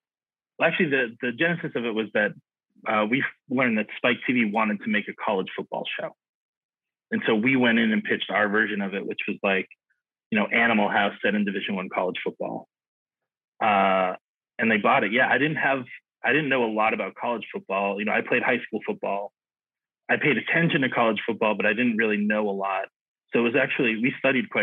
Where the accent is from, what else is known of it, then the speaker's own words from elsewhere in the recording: Watertown, Massachusetts, United States; moved away as an adult; now in Los Angeles, United States; I'm from Massachusetts originally. I grew up in Watertown